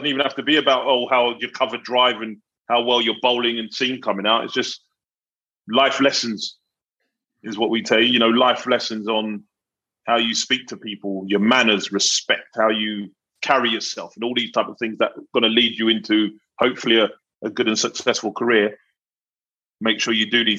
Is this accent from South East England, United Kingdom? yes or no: no; London, United Kingdom; I grew up in South London